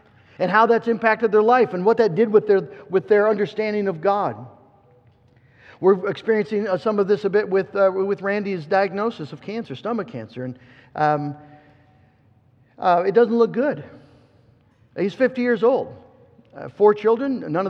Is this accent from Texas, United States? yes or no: no; West Michigan, United States; I was from West Michigan